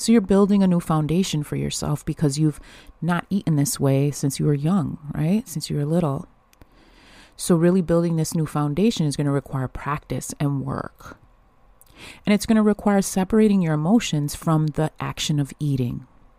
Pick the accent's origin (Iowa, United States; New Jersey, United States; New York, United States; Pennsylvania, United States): New York, United States; Buffalo; I'm from Buffalo, New York, and it's natural for me.